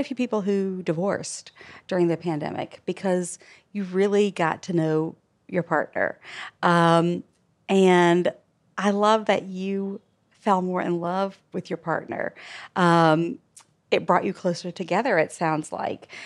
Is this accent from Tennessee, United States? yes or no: no; Alabama, United States; moved away; We are from Alabama